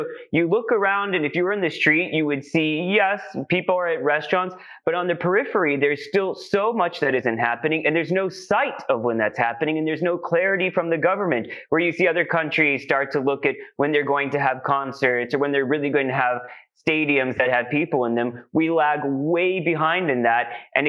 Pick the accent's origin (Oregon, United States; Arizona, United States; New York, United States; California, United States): Arizona, United States; now in United Kingdom; I'm from Arizona originally, and I was back home